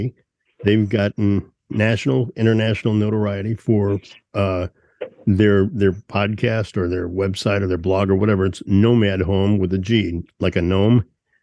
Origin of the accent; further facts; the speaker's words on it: Huntsville, Alabama, United States; from Huntsville, Alabama